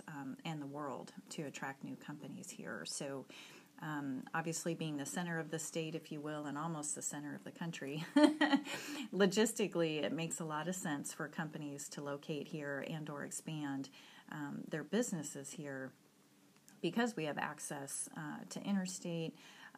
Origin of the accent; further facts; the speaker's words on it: Arizona, United States; now in Missouri, United States; And I moved here 4 years ago. I came from Arizona